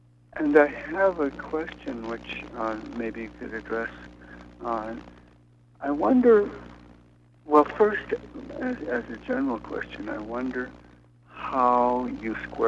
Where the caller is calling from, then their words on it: New York City, New York, United States; I'm calling from Brooklyn.